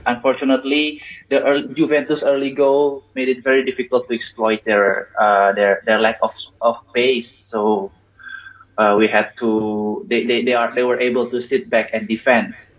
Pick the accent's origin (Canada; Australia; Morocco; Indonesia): Indonesia; growing up in Indonesia at that time